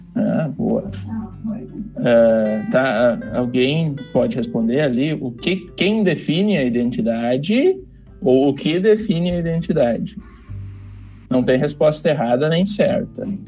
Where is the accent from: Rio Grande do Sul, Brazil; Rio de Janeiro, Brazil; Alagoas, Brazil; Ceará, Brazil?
Rio Grande do Sul, Brazil; Novo Hamburgo; eu sou natural de Novo Hamburgo, eu moro bem perto do seminário